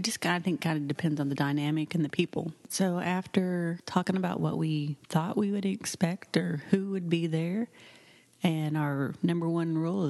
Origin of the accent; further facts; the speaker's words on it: Oklahoma, United States; moved away; we are originally from Oklahoma.